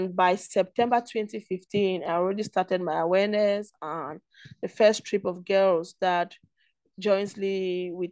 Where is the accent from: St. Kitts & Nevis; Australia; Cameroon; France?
Cameroon; also born or lived in Kuwait; I'm from Cameroon. I live in Cameroon